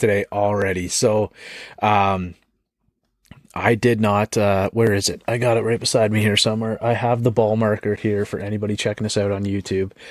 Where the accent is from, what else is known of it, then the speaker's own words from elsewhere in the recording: Canada; I'm Canadian